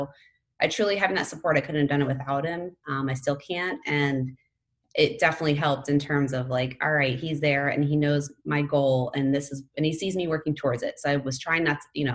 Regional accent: Pennsylvania, United States; moved away; I grew up in Pennsylvania

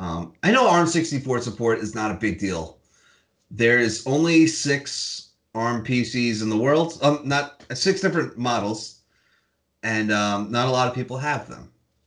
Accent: United States; as an American

